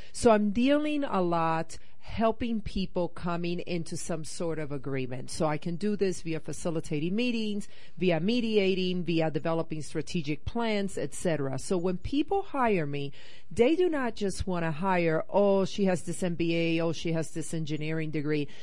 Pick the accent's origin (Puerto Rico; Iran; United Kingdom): Puerto Rico; also born or lived in Northeast United States / South America; now in Rocky Mountains, United States; I grew up in Puerto Rico